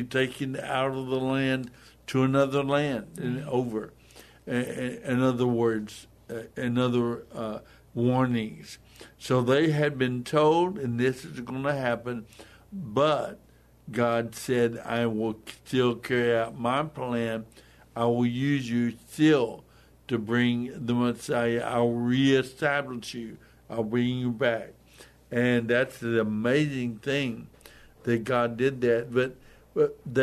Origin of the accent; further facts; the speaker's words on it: United States; us as American believers